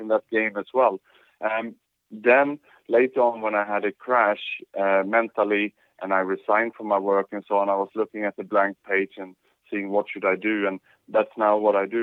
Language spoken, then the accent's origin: English; Sweden; moved away as an adult; also born or lived in Australia / Thailand / Vietnam / Indonesia; now in Singapore; I was born in Sweden, and after that I have an international career. I lived in Australia, Thailand, Vietnam, Indonesia, and now in Singapore working